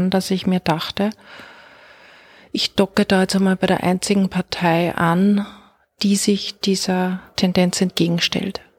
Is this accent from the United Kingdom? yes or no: no; Linz, Upper Austria, Austria; in Linz in Oberösterreich, gilt für beides, geboren und immer dort gelebt und auch nach wie vor.